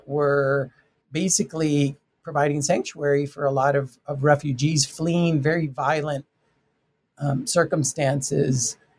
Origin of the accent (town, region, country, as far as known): Tucson, Arizona, United States